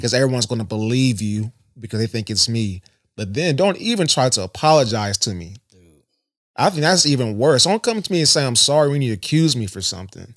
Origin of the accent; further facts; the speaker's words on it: Columbus, Ohio, United States; also born or lived in Worthington, Ohio; I'm from Southside Columbus, Southfield